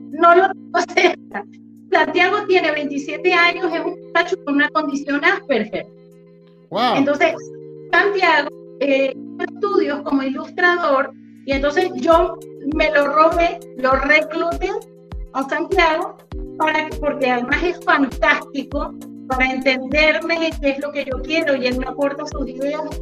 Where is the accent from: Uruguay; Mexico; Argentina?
Uruguay; born there; moved away; Como te decía, yo soy uruguaya y este, de nacimiento y siempre, como emigrante